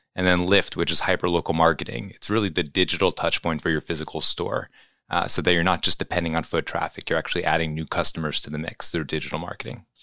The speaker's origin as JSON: {"language": "English", "town": "New York City", "region": "New York", "country": "United States", "tie": "born or raised there", "said": "growing up in New York City"}